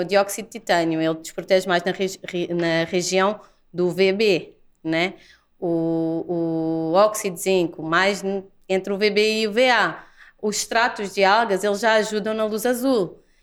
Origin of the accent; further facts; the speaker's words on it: Portugal; moved away as an adult; also born or lived in Lisbon; now in Brazil; eu sou portuguesa